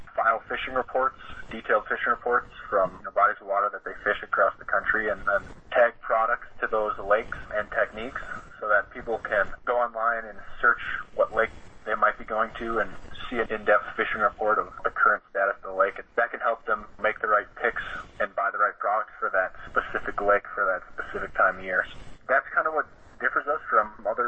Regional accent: Fond du Lac, Wisconsin, United States; moved away as an adult; now in Minnesota, United States; I grew up around the Fond du Lac area, Ripon area

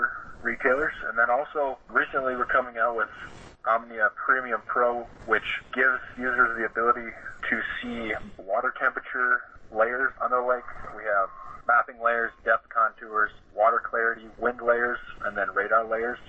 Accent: Fond du Lac, Wisconsin, United States; moved away as an adult; now in Minnesota, United States; I grew up around the Fond du Lac area, Ripon area

